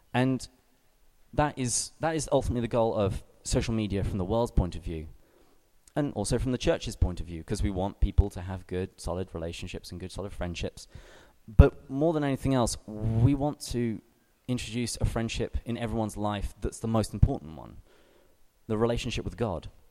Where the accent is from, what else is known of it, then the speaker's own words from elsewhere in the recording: England, United Kingdom; moved away as an adult; now in San Diego, United States; I am English